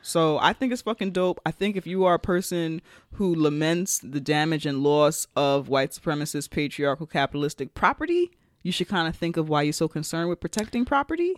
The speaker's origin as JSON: {"language": "English", "country": "United States", "said": "as an American outsider"}